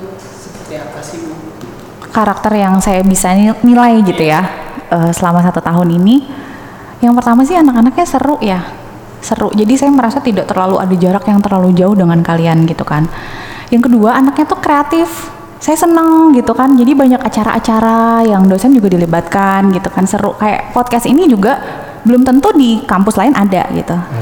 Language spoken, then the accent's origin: Indonesian; Bandung, West Java, Indonesia; moved away as an adult; now in Bekasi, Indonesia; saya lahir dan besar tuh di Bandung sampai kuliah itu di Bandung